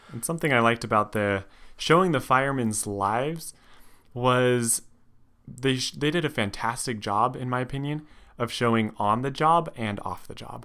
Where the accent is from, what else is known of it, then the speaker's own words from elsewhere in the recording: Reno, Nevada, United States; I grew up in Nevada, in Reno